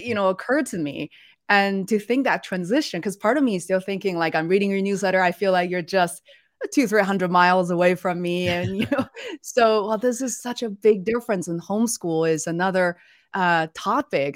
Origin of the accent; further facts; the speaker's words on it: Beijing, China; moved away; We're originally from Beijing